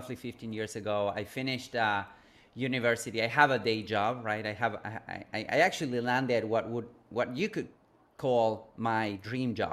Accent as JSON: {"language": "English", "country": "Argentina", "tie": "born or raised there", "moved": "yes", "said": "I grew up in a third world country. I'm originally from Argentina, from South America"}